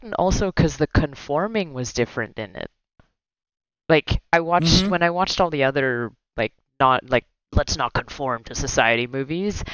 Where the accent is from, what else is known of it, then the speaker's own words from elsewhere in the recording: Philippines; moved away; growing up in the Philippines